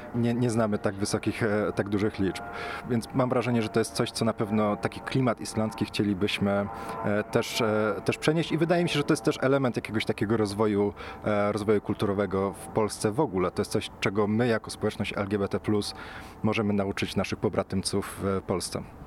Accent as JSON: {"language": "Polish", "town": "Poznań", "region": "Greater Poland", "country": "Poland", "said": "Ja akurat pochodzę z Poznania"}